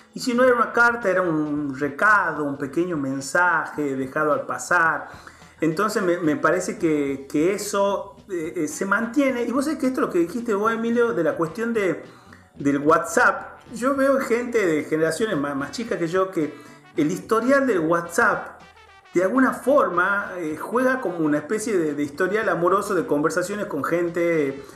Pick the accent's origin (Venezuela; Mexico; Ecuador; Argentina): Argentina; Tucumán; moved away; yo soy tucumano